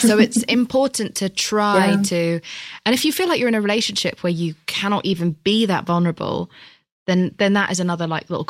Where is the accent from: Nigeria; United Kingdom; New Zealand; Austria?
United Kingdom; I'm British